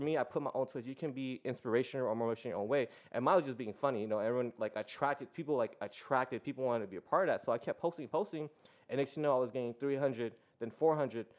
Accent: San Diego, California, United States; I was born and raised here in San Diego. Uh, City Heights

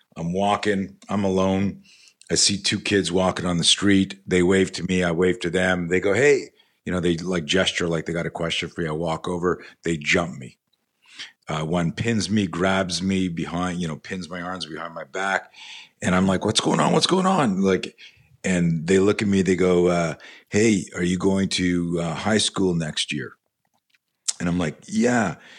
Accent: Canada; now in United States; I grew up in Canada

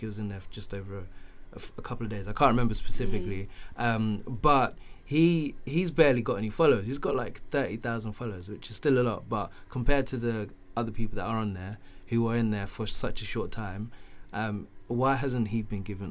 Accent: Canterbury, South East England, United Kingdom; also born or lived in Zimbabwe; I grew up in Canterbury

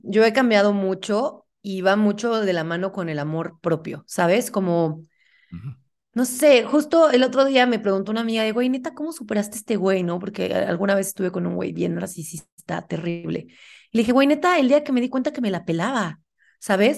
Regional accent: Puebla, Mexico; now in Mexico City, Mexico; vivo en Ciudad de México, pero yo soy de Puebla

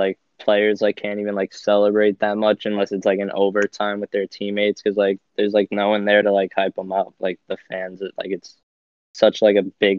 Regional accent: Long Island, New York, United States; I'm from Long Island as well.

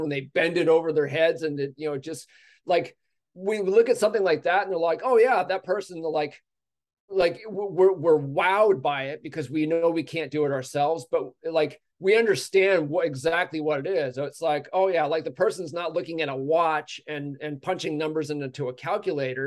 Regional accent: United States; as an American

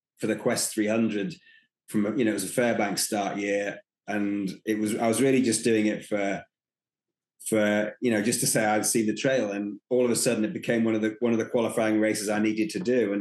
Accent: United Kingdom; moved away; also born or lived in East Coast, United States; being British and having Siberians

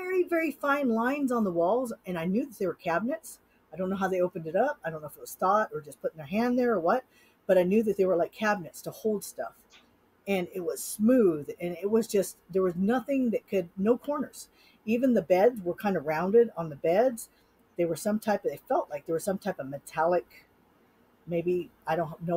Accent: Sacramento, California, United States; now in Utah, United States; I grew up in Sacramento

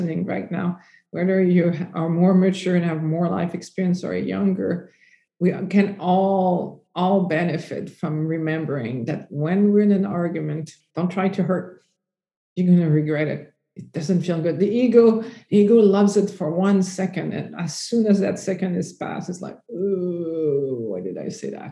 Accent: Canada; I'm French Canadian.

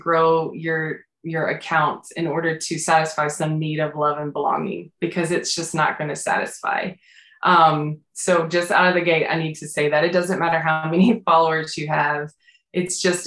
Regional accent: the South, United States; moved away; I'm from the South

